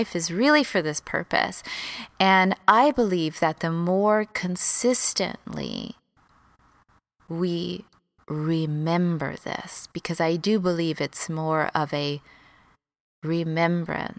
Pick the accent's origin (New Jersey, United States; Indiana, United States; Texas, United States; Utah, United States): Texas, United States; moved away as an adult; also born or lived in Los Angeles, United States; I moved from Texas, where I grew up